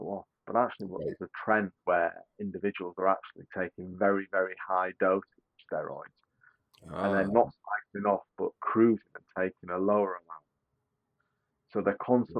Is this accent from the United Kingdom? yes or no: yes; United Kingdom; Being a Brit